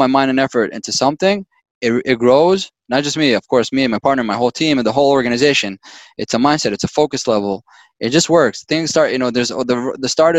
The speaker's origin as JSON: {"language": "English", "country": "Israel", "tie": "born or raised there", "moved": "yes", "said": "I was born and raised in Israel"}